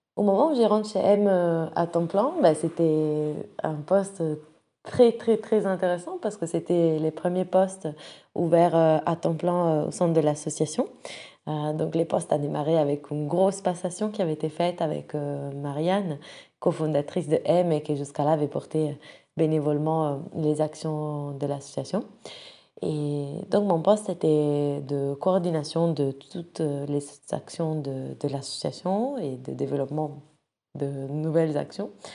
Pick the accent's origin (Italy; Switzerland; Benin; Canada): Italy; Rome, Lazio; moved away as an adult; now in France; je viens de Rome